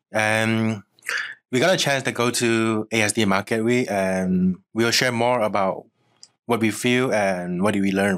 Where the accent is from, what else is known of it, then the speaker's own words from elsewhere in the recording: Malaysia; moved away; I'm actually a Malaysian and I came here to Tanera like during January